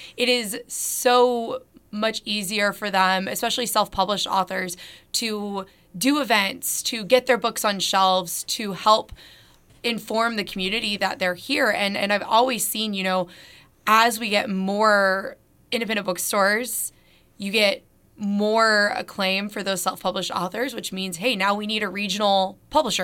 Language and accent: English; Northwest Arkansas, United States; I am born and raised in Northwest Arkansas